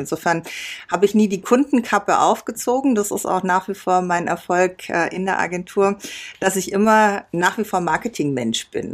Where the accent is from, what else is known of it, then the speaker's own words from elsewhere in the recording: Biberach an der Riss, Baden-Württemberg, Germany; moved away as an adult; also born or lived in Landshut; da bin ich groß geworden